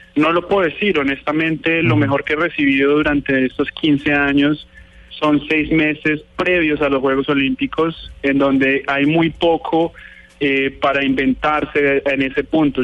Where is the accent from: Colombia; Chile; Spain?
Colombia; nosotros somos colombianos 100%, eh, mi familia, mi papá, pues em, todos muy, muy colombianos